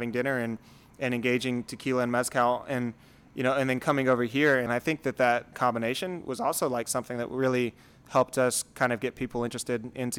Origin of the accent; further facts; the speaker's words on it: Houston, Texas, United States; I was born in Houston. I'm a sixth-generation Greater Houstonian. My family was German immigrants that migrated to Richmond on my dad's side and have been here for six generations, and they were rice farmers.